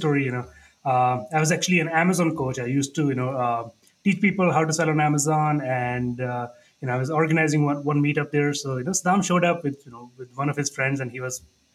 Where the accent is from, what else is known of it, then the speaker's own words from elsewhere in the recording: India; moved away as an adult; also born or lived in Niagara Falls, Canada / Calgary, Canada; now in Canada; I moved to Canada in 2010. I was born and raised in India.